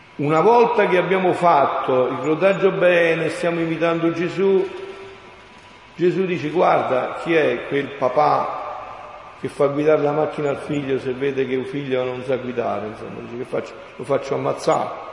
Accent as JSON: {"language": "Italian", "town": "Montefusco", "region": "Campania", "country": "Italy", "tie": "born or raised there", "moved": "yes", "said": "al mio paese, Sono un paesino in provincia di Avellino, l'orgoglio della campagna, l'Irpinia"}